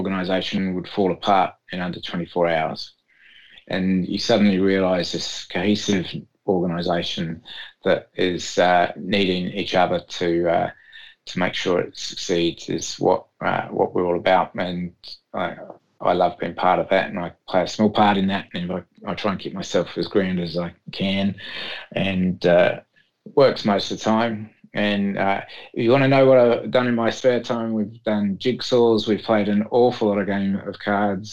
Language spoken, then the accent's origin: English; England, United Kingdom; moved away; back in my home country of England